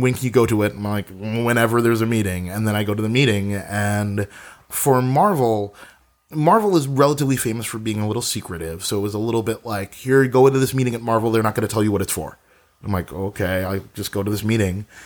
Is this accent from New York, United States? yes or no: yes; New York City, New York, United States; moved away as an adult; now in Los Angeles, United States; I'm a native New Yorker. I was born there, born in Brooklyn, and I lived in New York or in and around New York exclusively for the majority of my life.